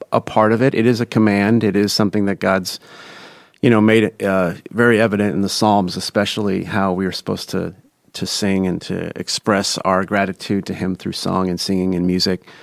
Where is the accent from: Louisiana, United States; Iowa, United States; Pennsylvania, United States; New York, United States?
Iowa, United States; Des Moines; From Des Moines, Iowa. Grew up on the east side. Went to East High School